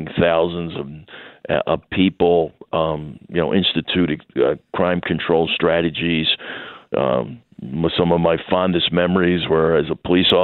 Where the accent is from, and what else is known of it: Philadelphia, Pennsylvania, United States; born or raised there; moved away as an adult; now in Wichita, United States